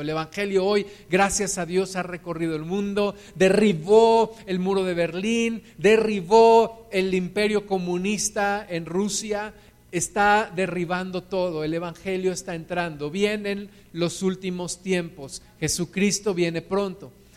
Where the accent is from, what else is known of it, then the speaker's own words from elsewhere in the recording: Mexico; Todos nosotros, según yo sé, nacimos en México, somos mexicanos